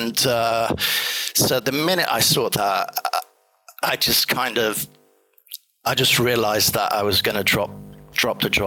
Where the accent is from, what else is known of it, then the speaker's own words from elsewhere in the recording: Italy; moved away as an adult; also born or lived in England; I'm half Italian, half English, but I grew up in Italy until I turned 18.